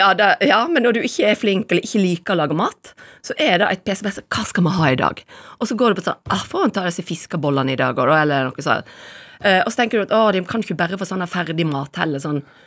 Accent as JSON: {"language": "Norwegian", "town": "Voss", "region": "Vestland", "country": "Norway", "tie": "born or raised there", "said": "Jeg kommer fra Voss"}